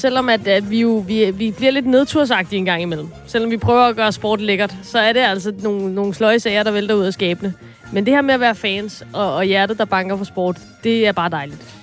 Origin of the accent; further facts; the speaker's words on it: Copenhagen, Capital Region of Denmark, Denmark; jeg er fra København